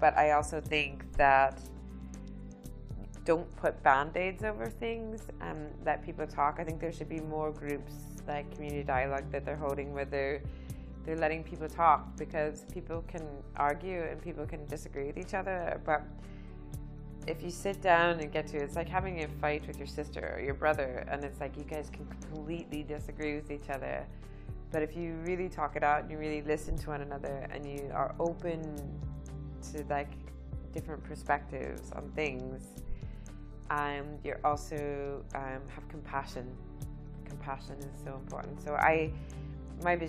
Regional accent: United States; moved away as an adult; now in Northern Ireland, United Kingdom; I'm from America

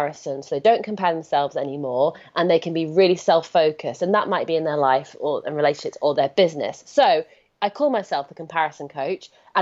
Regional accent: United Kingdom; I'm British

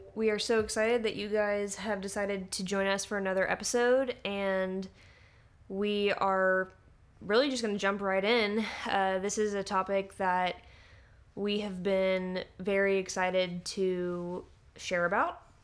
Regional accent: Little Rock, Arkansas, United States; also born or lived in Fayetteville, Arkansas; I, uh, moved to Fayetteville, uh, from growing up in Little Rock

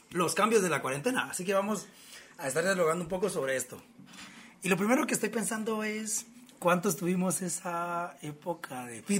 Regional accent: Guatemala; y como buenos guatemalteco nos falta el cafecito con pan

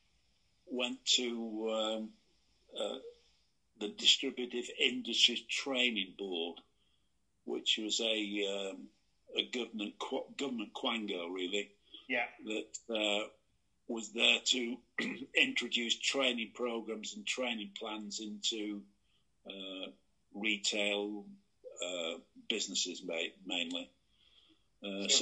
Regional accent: the north of England, United Kingdom; I'm a Northerner. I'm proud. Yeah, I don't ram it down people's throat, but I'm very proud of being a Northerner

